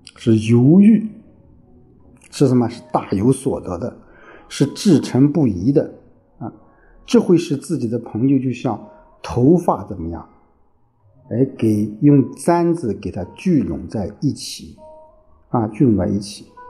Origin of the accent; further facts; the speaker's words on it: China; 我们中国人